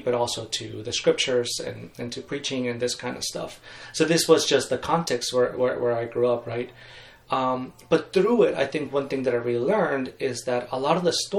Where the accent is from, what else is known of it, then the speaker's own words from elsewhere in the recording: Mexico; I grew up in Mexico, and I am a third generation Baptist in Mexico